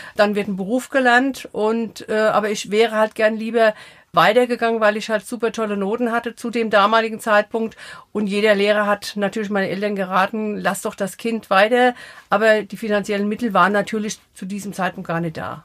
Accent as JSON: {"language": "German", "town": "Eckelsheim", "region": "Rhineland-Palatinate", "country": "Germany", "tie": "born or raised there", "also_born_or_lived": "Offenheim", "lives_now": "Sprendlingen, Germany", "said": "64 sind wir von Offenheim nach Eckelsheim gezogen. Da habe ich meine Kindheit verbracht"}